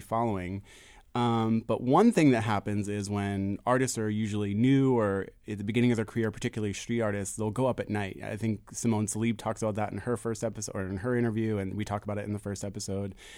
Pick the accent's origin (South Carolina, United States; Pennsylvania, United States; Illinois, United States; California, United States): Pennsylvania, United States; Philadelphia; I grew up in Fishtown, I grew up in Philly